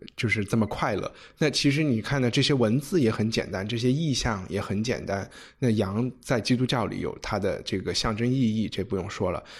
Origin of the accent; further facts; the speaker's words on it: China; 我们中国人写诗可能是小时候从做对子开始写